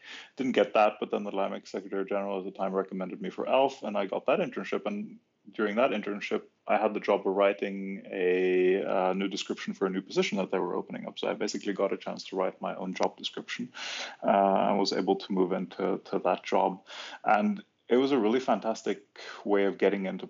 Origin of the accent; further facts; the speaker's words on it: Norway; moved away as an adult; also born or lived in Germany / Brussels, Belgium; I was finally sort of hijacked back to my home country, Norway